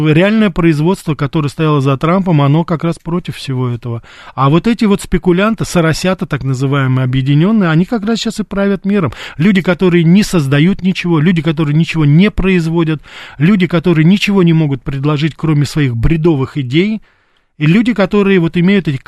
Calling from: Moscow, Russia; я из Москвы.

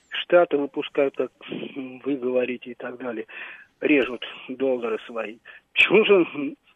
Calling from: Moscow Oblast, Russia

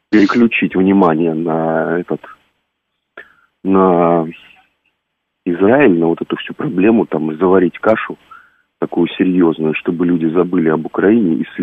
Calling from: Yekaterinburg, Sverdlovsk Oblast, Russia; из Екатеринбург.

